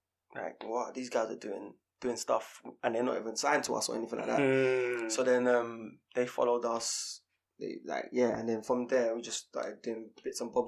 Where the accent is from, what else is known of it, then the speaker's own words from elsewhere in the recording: London, United Kingdom; We're both from East London.